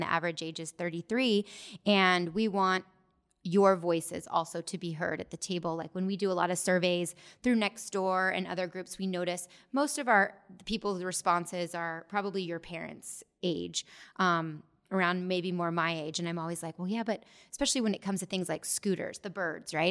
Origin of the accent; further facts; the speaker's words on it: Gilbert, Arizona, United States; I grew up in Gilbert as well and went to Gilbert High School